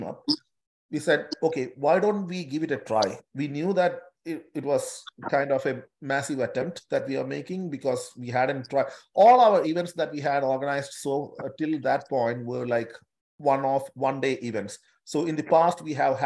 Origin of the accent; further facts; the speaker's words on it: Kerala, India; now in Newcastle, Australia; We all come from an ethnic group from India, from a particular state in India